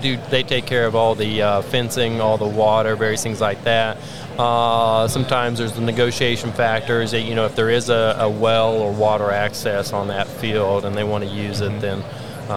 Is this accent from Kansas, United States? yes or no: yes; Sharon Springs, Kansas, United States; I'm a farmer from Sharon Springs, Kansas. That's located in northwest Kansas.